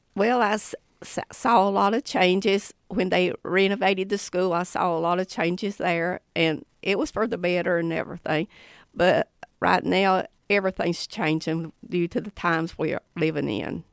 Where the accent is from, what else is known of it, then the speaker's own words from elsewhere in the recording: Haywood County, North Carolina, United States; I'm from Haywood County. I went to Tuscola High School